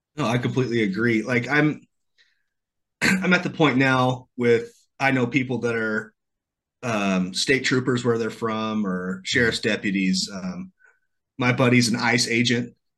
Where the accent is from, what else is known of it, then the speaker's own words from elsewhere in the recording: central Illinois, United States; I'm from the Midwest. I'm from a town about this big in the middle of Illinois